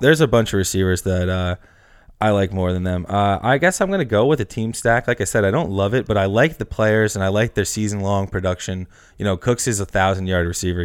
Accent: Northeast, United States; we're from the Northeast

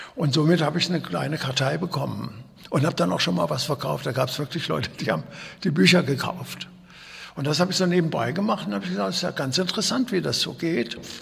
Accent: Kassel, Hesse, Germany; ich bin ja in Kassel geboren worden

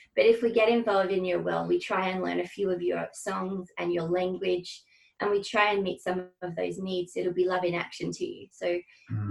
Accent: Hobart, Tasmania, Australia; I grew up in Hobart um, in a in an all girls Catholic school

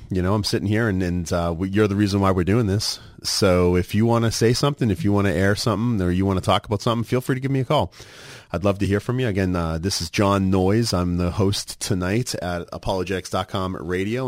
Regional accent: Massachusetts, United States; moved away; growing up in Massachusetts, we had the blue laws.

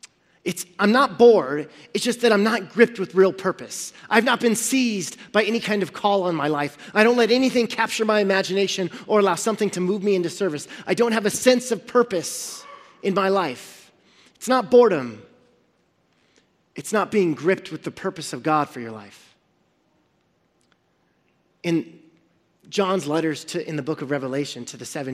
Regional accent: Central Valley, California, United States; we're from the Central Valley

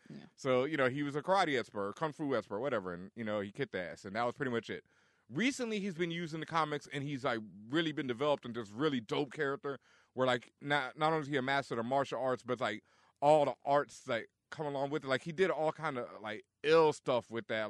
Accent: Texas, United States; I'm from Texas.

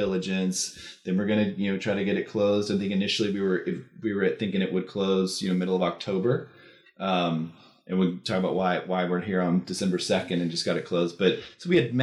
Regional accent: Austin, Texas, United States; I grew up in Texas, right? I grew up in Austin.

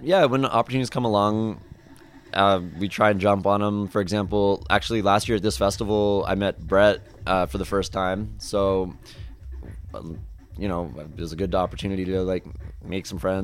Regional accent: St. John's, Newfoundland and Labrador, Canada; I'm from St. John's, Newfoundland

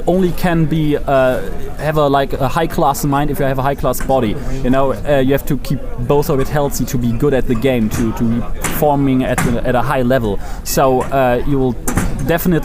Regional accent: Germany; I'm from Germany

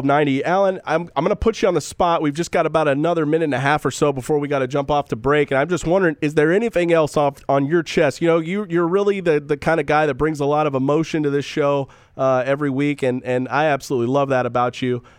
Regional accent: Southern California, United States; I grew up in Southern California

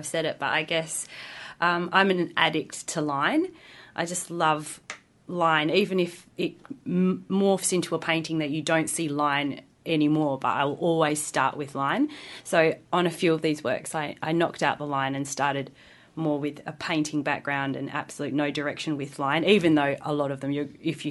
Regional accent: Perth, Western Australia, Australia; we're all from Perth

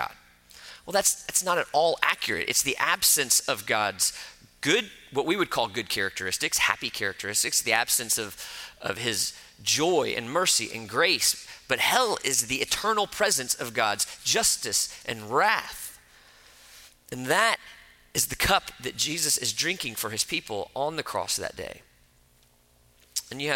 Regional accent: Florida, United States; I grew up in Florida

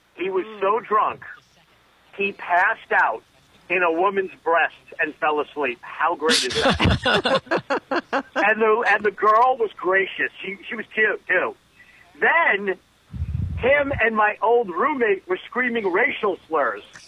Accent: Connecticut, United States; I grew up in Connecticut.

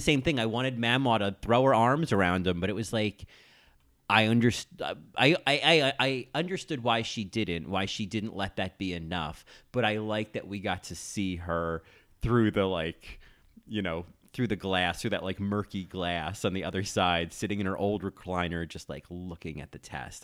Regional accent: New Jersey, United States; moved away as an adult; also born or lived in Ithaca, New York; I grew up in New Jersey

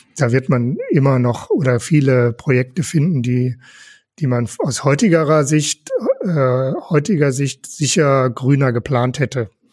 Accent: Velbert, North Rhine-Westphalia, Germany; moved away as an adult; also born or lived in Wuppertal; now in Essen, Germany; Ich komme gebürtig aus Fellbott, also auch nicht so weit weg.

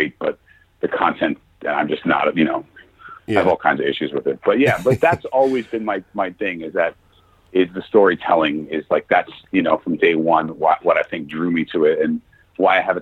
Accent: New York City, New York, United States; growing up in New York and having the parents that I have

